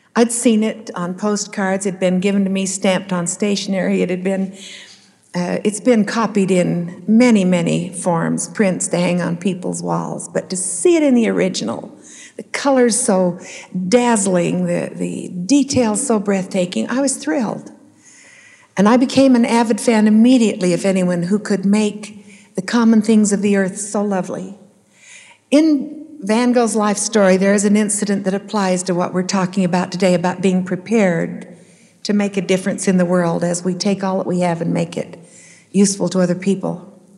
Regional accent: Salt Lake City, Utah, United States; I grew up in Salt Lake City on Capitol Hill

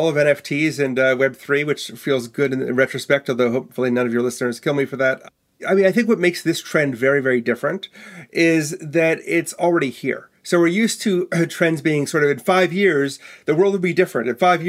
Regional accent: Milwaukee, Wisconsin, United States; So I may speak like an East Coaster, but I was born and raised in Milwaukee, Wisconsin, so which surprised everybody.

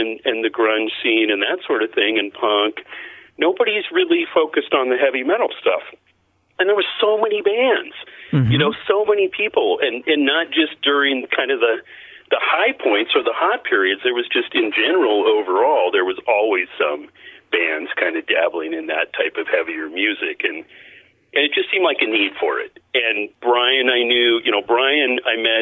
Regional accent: Portland, Oregon, United States; I grew up in Portland

